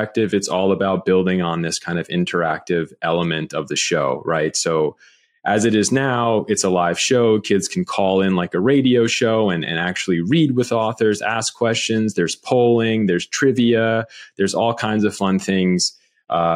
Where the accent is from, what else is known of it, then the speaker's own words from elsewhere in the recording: Montclair, New Jersey, United States; I'm from Montclair